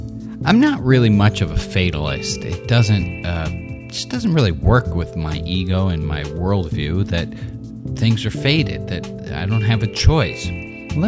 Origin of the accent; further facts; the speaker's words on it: New York City, New York, United States; growing up in New York City, rational Upper West Sider